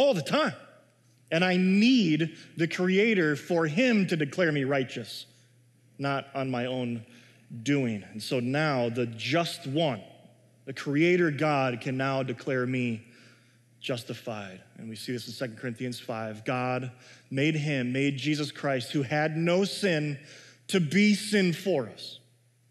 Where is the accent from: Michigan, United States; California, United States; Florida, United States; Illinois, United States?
Illinois, United States; Chicago; now in Minnesota, United States; I grew up in Chicago